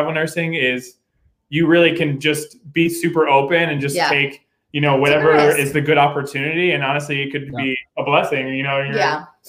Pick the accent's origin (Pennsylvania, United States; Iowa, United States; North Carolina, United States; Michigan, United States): Pennsylvania, United States; I'm actually from Pennsylvania